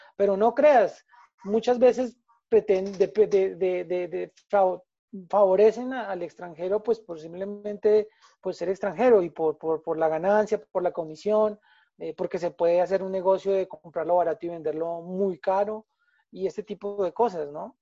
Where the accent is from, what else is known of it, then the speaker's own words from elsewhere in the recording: Colombia; como colombianos